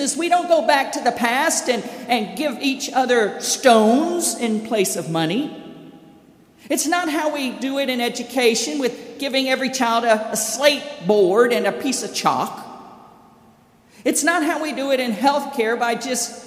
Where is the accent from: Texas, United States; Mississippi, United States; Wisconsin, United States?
Mississippi, United States; Brandon; also born or lived in Covington; I remember Claudia Coker in my hometown and in my home church of Brandon, First United Methodist